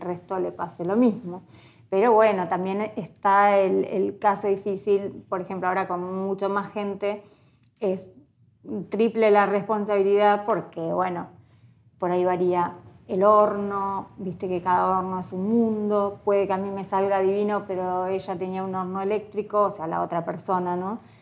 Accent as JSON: {"language": "Spanish", "region": "Entre Ríos", "country": "Argentina", "tie": "born or raised there", "moved": "as an adult", "lives_now": "Ushuaia, Argentina", "said": "Nací en Entre Ríos, soy entre en un, en un pueblito chiquitito eh, de 5.000 habitantes"}